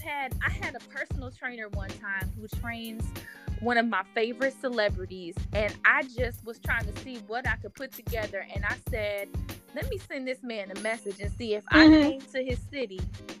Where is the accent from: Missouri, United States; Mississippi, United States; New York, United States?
Missouri, United States; St. Louis; And I'm from St. Louis.